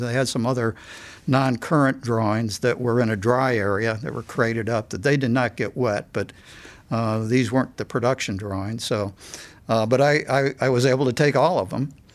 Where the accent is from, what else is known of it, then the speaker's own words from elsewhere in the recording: Cleveland, Ohio, United States; I grew up in Cleveland and we lived close to Cleveland Hopkins Airport.